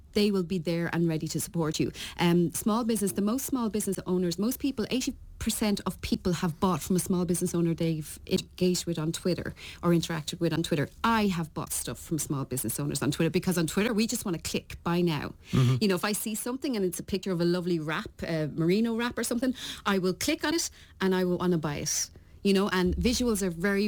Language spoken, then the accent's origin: English; Ireland; accent: Irish; moved away; There's my Irish accent. They're all slagging me about my Irish accent